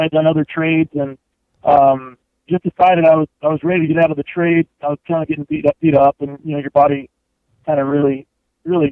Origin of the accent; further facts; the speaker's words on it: Kansas, United States; moved away as an adult; now in Leadville, United States; I'm from Kansas